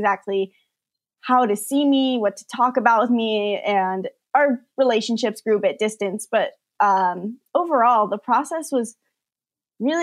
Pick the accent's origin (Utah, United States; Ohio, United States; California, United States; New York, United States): California, United States; San Diego; moved away; they decided to start a gymnastics studio in San Diego. That's my hometown where I've always lived.